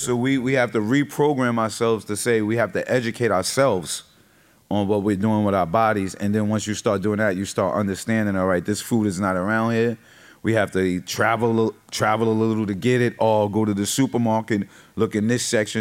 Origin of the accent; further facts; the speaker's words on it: New York, United States; I'm from New York, so I know what's happening in New York and cities around me